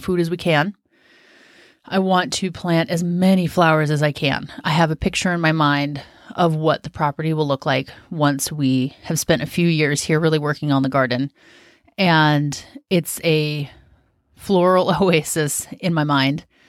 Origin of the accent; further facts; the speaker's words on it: Washington, United States; moved away as an adult; also born or lived in Southern California / South Carolina; now in Western Oregon, United States; I'm from Washington State, which is very similar in climate to where we're at in Oregon.